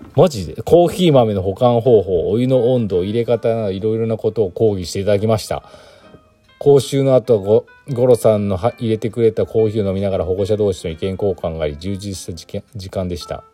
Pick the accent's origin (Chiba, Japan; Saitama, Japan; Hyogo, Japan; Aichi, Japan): Aichi, Japan; moved away; 私愛知県出身なんでね。